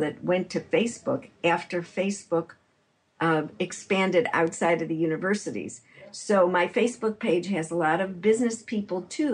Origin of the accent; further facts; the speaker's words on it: Chicago, Illinois, United States; now in San Francisco Bay Area, United States; I'm from Chicago.